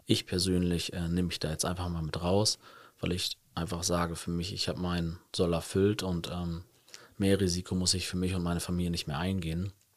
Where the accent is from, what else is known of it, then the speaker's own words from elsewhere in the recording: Hamburg, Germany; moved away as an adult; now in Cologne, Germany; Also ich komme gebürtig aus Hamburg